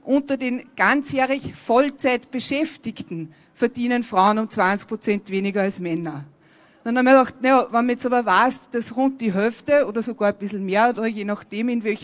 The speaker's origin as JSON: {"language": "German", "country": "Afghanistan", "said": "ich komme aus Afghanistan."}